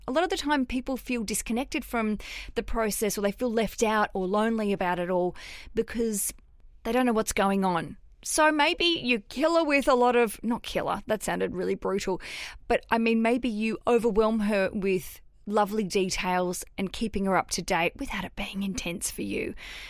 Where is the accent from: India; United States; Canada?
Canada; So I am from Canada and my fiancé is from New Zealand.